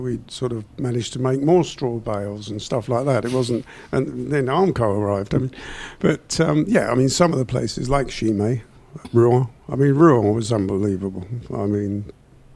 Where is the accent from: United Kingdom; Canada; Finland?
United Kingdom; England; we're from England